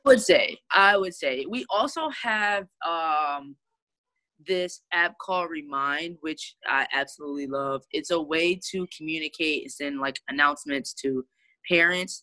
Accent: Detroit, Michigan, United States; also born or lived in Flint, Michigan; I am from Detroit, Michigan. That is where I grew up and swim at.

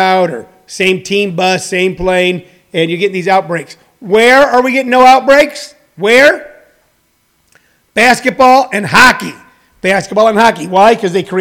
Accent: St. Louis, Missouri, United States; I grew up in St. Louis, Missouri. That's a baseball town.

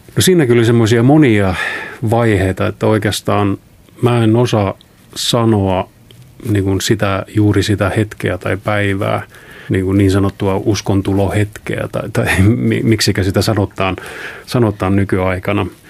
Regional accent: Palivere, Lääne County, Estonia; moved away; also born or lived in Tallinn; kotosin olen tällaisesta pienestä kylästä 23 kilometriä Haapsalusta Tallinnan päin. Palivere on sen nimi. Ja siellä tosiaan synnyn siis Tallinnassa, mutta aika lailla heti syntymisen jälkeen muutettiin Palivereen.

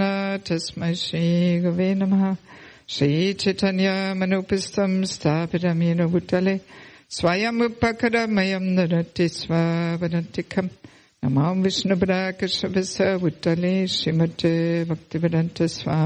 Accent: Germany; moved away as an adult; also born or lived in Sydney, Australia / former Soviet Union; originally I'm from Germany, but I have never lived in Germany as a devotee. I left already Germany about 34 years ago

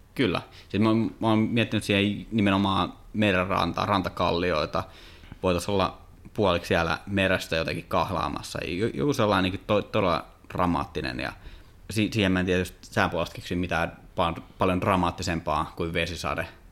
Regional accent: Kouvola, Kymenlaakso, Finland; mä oon Kouvolasta

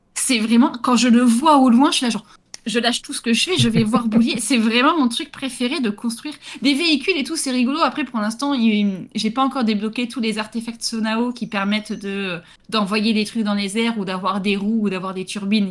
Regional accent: Gironde, Nouvelle-Aquitaine, France; chez moi, en Gironde

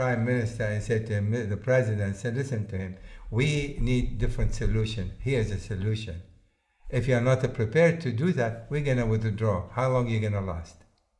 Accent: Missouri, United States; You know, I come from a situation where I feel I'm from Missouri. You know the state they say about Missouri?

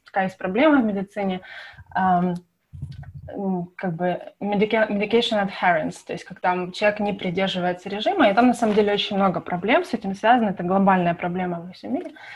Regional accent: Kyiv, Ukraine; moved away as an adult; now in United States; вообще родом я из Киева

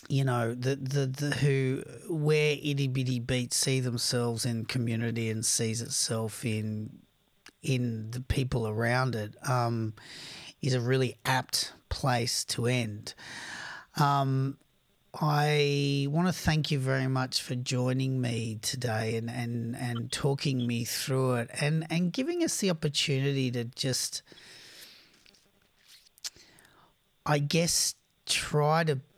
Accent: Australia; I'm an Australian

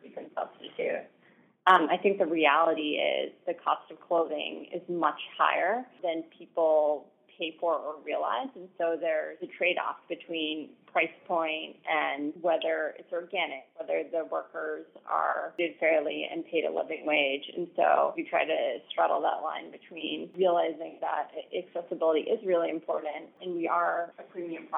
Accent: Western Massachusetts, United States; moved away as an adult; now in New Haven, United States; We grew up in Western Massachusetts

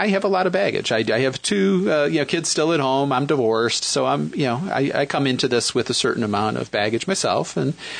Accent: Western New York, United States; accent: Midwestern; also born or lived in Michigan; now in Philadelphia, United States; Originally from Michigan, but grew up in Western New York, so I have a kind of a Midwestern vibe to my voice.

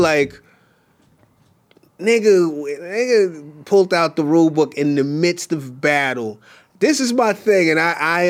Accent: Canada; I'm Canadian. You know, Canadians are nice people

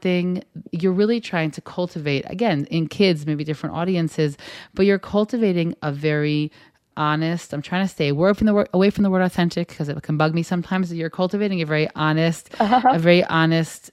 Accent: United States; now in Israel; when I received education growing up in the States

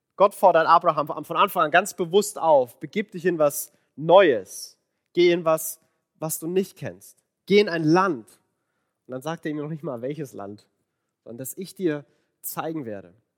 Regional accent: Franconia, Bavaria, Germany; accent: Franconian rolled R; moved away; ich bin Franke. Und das R, das rollt man so schön.

